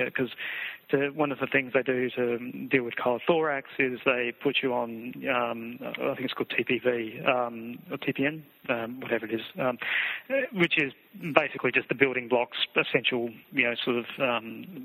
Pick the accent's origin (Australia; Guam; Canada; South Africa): Australia; Adelaide, South Australia; moved away; we're both from Adelaide.